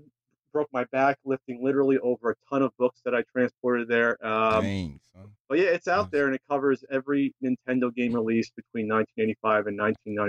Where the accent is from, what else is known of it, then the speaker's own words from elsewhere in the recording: New Jersey, United States; moved away as an adult; now in San Diego, United States; I'm originally from New Jersey and I moved out to San Diego in 2009.